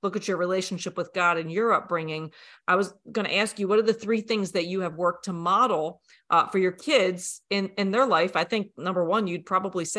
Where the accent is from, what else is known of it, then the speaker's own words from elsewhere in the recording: United States; also born or lived in Franklin, Tennessee; when we were raised here in America